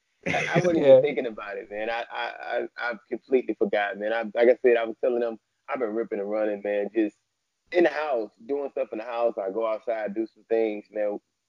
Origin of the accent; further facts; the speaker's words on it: Miami Gardens, Florida, United States; also born or lived in Fort Lauderdale / Sunrise / Detroit / South Dakota; I'm in Miami, Florida. I'm in Miami. I'm born and raised in Miami Gardens, but now I stay in Fort Lauderdale. I stay in Sunrise.